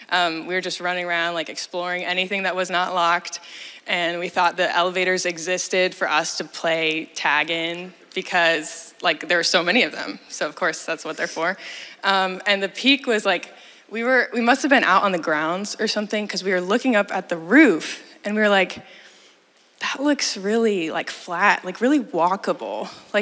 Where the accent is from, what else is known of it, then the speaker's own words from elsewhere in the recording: Japan; now in Willits, United States; I live in Willits. Yeah. And I grew up in Japan